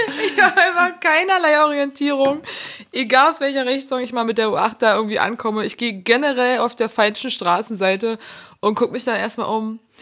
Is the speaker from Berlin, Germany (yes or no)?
yes; Berlin, Germany; ich bin ja gebürtige Berlinerin.